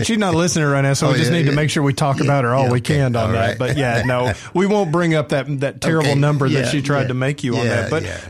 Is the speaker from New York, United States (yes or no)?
no; Atlanta, Georgia, United States; I'm a Yankee. I'm from Atlanta.